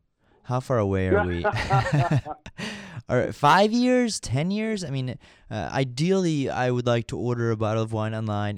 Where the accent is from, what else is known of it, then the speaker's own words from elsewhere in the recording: Virginia, United States; I'm from Virginia